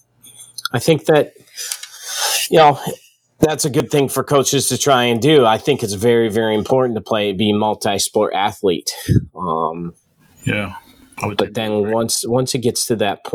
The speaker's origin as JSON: {"language": "English", "area": "outside the Detroit area", "region": "Michigan", "country": "United States", "tie": "born or raised there", "said": "I grew up outside the Detroit area"}